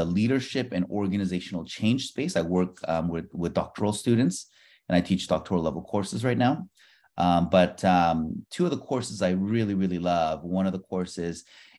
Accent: Bay Area, California, United States; also born or lived in Bronx, New York / Queens, New York / China; I was born in the Bronx, in New York, grew up in Queens, and then we did a little bit of moving around. We moved out to the West Coast when I was about 7, and then did all of my, the rest of my elementary school, middle school, and high school in the Bay Area

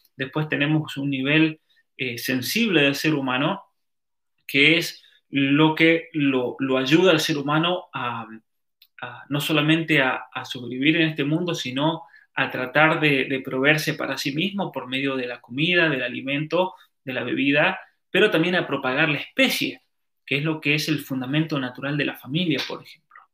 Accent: Calingasta, San Juan, Argentina; en mi pueblo, por ejemplo, eh, la tribu originaria de ese valle, el valle de Calingasta

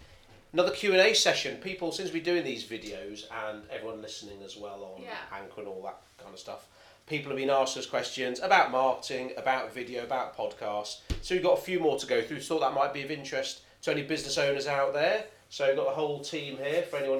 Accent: India; Listen, I'm the Indian one.

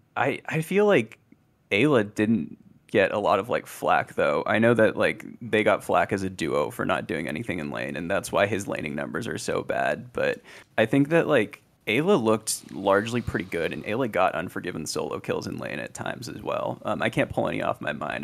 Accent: San Jose, California, United States; now in Charlotte, United States; San Jose, California, 'cause that's where I'm from originally

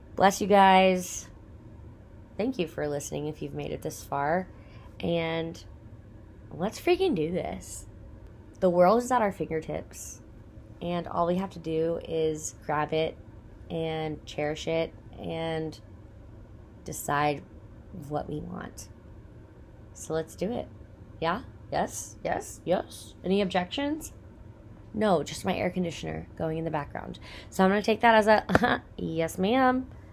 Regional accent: Texas, United States; I grew up in Texas, born and raised, hundred percent Texan

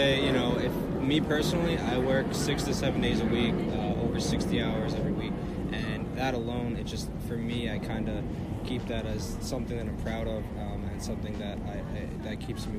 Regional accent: Rocky Point, New York, United States; I'm from Rocky Point, New York, and Long Island.

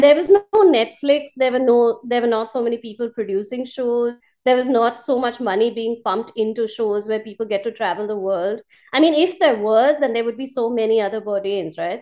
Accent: India; moved away as an adult; now in Colombo, Sri Lanka; as an Indian

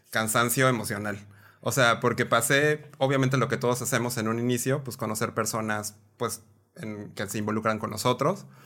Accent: Mexico City, Mexico; moved away as an adult; now in Mexicali, Mexico; De Ciudad de México, orgullosamente chilango ex... Eh, me trabé horrible. Chilango exportado.

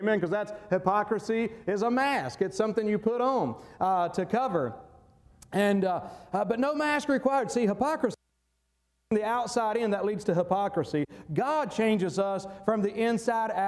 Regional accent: North Carolina, United States; moved away; when I worked at A.B. Carter down in my hometown in North Carolina

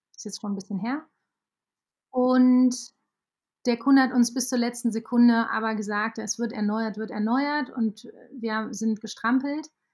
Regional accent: Aachen, North Rhine-Westphalia, Germany; ich komme aus Aachen

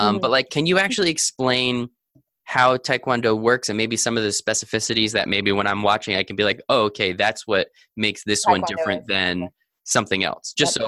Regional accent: United States; just because I'm American and don't really know the metric system so much

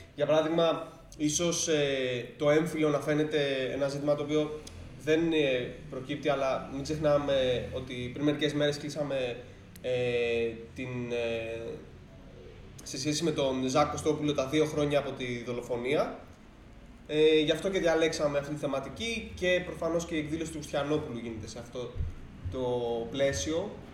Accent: Greece; σαν Έλληνες

